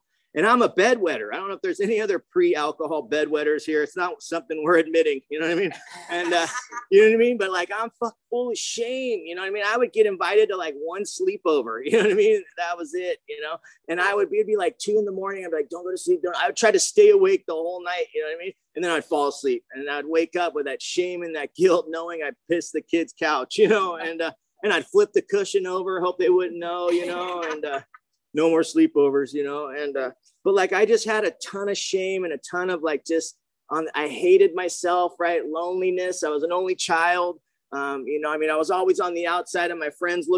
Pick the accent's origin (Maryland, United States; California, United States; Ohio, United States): California, United States; Mission Viejo; I grew up in Mission Viejo